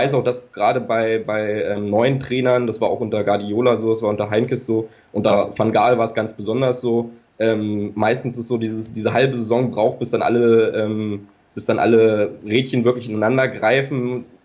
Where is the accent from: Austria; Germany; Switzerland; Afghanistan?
Germany; Braunschweig, Lower Saxony; now in Gelsenkirchen, Germany; Nee, überhaupt nicht. Ich komme auch nicht aus Bayern.